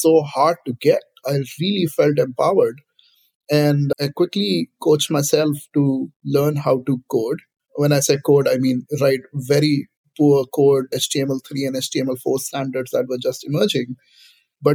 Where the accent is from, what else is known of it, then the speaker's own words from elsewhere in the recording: India; now in Silicon Valley, United States; For my generation, growing up in India